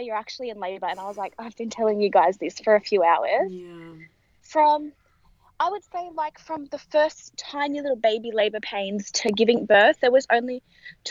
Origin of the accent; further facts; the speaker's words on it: Sydney, New South Wales, Australia; I am from Sydney